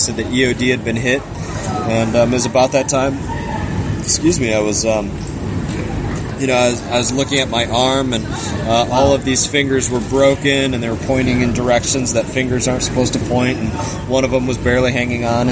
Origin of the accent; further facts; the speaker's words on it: Fort Lauderdale, Florida, United States; also born or lived in Grand Rapids, Michigan; I was raised in Grand Rapids, Michigan, but I call South Florida, I call Fort Lauderdale area home. This is an area that I spent my whole life in. I pretty much grew up around the Fort Lauderdale area